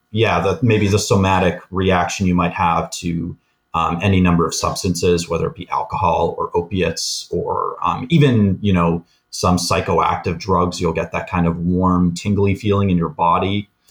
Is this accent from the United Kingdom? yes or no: no; Canada; we're both Canadian